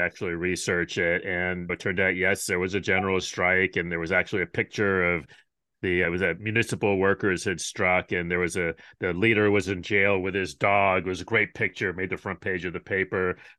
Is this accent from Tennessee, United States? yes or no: no; Rochester, New York, United States; I come from Rochester, New York